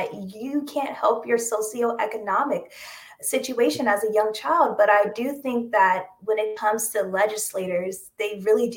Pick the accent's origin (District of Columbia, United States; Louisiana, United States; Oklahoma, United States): District of Columbia, United States; Washington; moved away as an adult; also born or lived in Connecticut; now in New York City, United States; I was born and raised in the Washington, D.C. area